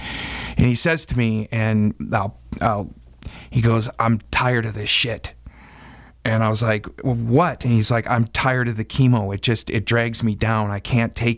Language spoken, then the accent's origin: English; Wisconsin, United States; growing up in Wisconsin